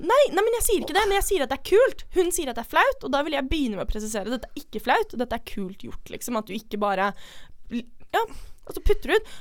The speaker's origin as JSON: {"language": "Norwegian", "region": "Oslo", "country": "Norway", "tie": "born or raised there", "moved": "yes", "said": "vi er fra Oslo, begge to. Eh, vi gikk på samme videregående"}